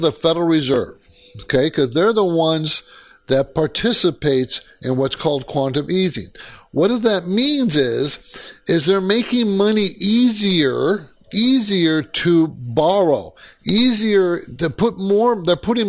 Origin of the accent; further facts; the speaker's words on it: Southern California, United States; also born or lived in Seattle / New York City area; I was actually born in Seattle, but I was raised in Southern California